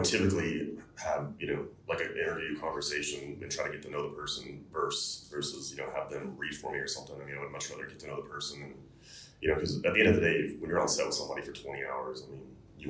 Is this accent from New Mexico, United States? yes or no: no; Chattanooga, Tennessee, United States; moved away as an adult; also born or lived in Bristol, Tennessee / Knoxville, Tennessee; now in Los Angeles, United States; I was born in Chattanooga